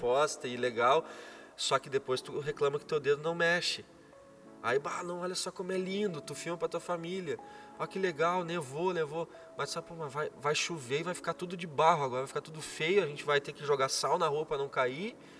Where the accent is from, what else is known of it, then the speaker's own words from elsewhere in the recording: Brazil; moved away as an adult; also born or lived in Germany; eu sou brasileiro